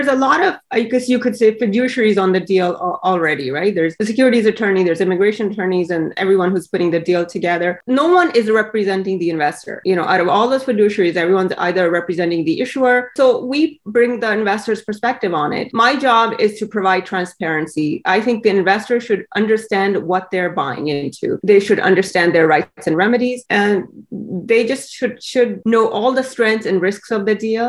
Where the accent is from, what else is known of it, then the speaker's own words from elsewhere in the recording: India; moved away; also born or lived in Canada; I'm from India